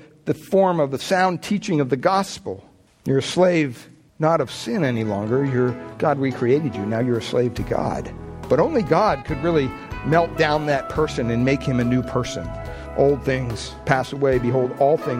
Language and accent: English; Pennsylvania, United States; I grew up in Pennsylvania, big Catholic family